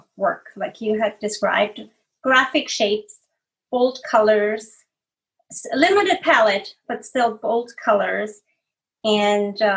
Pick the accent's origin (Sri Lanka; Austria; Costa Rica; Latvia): Austria; moved away as an adult; now in California, United States; I'm from the Austrian Alps, and there's a lot of folk art